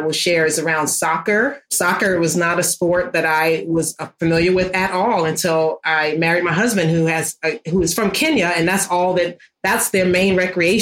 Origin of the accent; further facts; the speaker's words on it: New York City, New York, United States; when I was growing up in Harlem